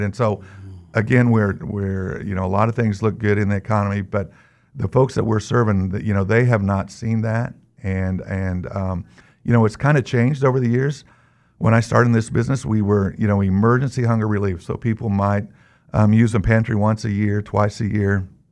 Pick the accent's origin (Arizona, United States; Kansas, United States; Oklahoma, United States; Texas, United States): Kansas, United States; Newton; I'm from Kansas. I live in Newton. I've lived there most of my life.